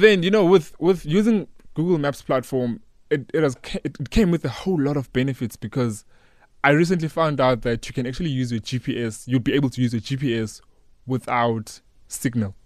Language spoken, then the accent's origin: English; Newcastle, KwaZulu-Natal, South Africa; I grew up in Newcastle, a small town in K Z N